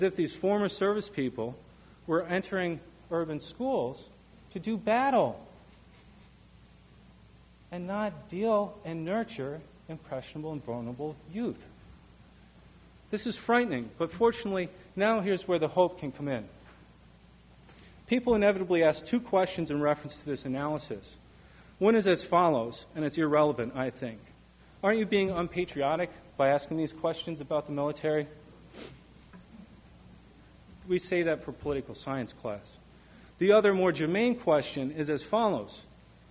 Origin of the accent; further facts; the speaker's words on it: Michigan, United States; My home state of Michigan